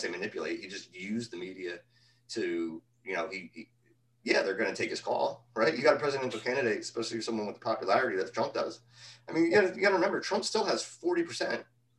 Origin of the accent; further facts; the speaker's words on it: around New York City, Northeast, United States; growing up in Northeast around New York City